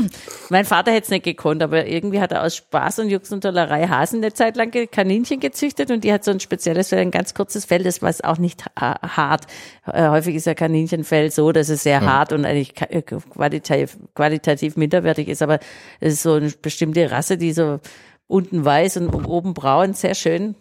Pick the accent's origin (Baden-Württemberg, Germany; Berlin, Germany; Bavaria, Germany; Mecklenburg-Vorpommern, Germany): Baden-Württemberg, Germany; Obergruppenbach; Ich komme auch vom Land, also am Kaff mit 600 Seelen damals. Äh, Obergruppenbach bei Heilbronn, Süddeutschland.